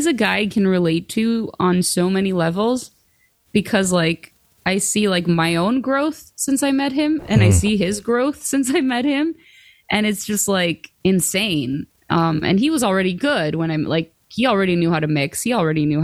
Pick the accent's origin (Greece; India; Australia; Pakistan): Greece; moved away; I grew up in Greece